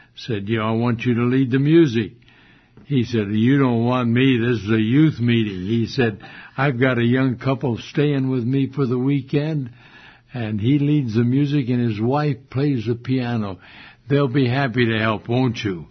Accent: Modesto, California, United States; this was my hometown, Modesto.

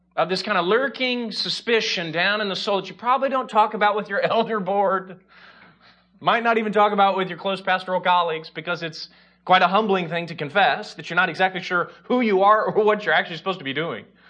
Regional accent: Indiana, United States; now in Chicago, United States; we're originally from Indiana

